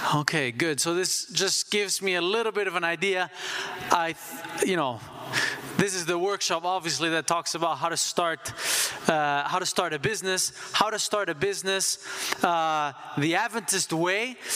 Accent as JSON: {"language": "English", "country": "Switzerland", "tie": "born or raised there", "moved": "yes", "said": "I grew up in Switzerland"}